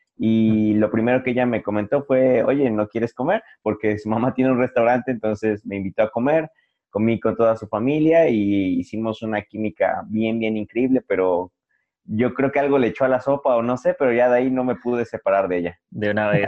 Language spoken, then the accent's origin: Spanish; Puebla, Mexico; soy de Puebla